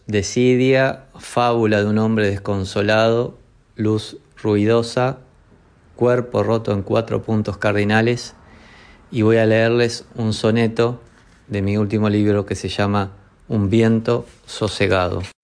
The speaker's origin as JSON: {"language": "Spanish", "country": "Uruguay", "said": "soy uruguayo, poeta"}